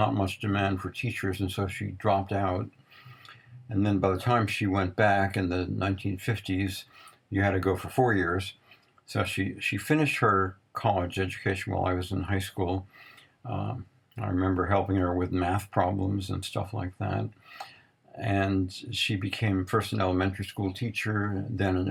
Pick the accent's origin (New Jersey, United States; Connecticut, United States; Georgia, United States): New Jersey, United States; Jersey City; I grew up in Jersey City, New Jersey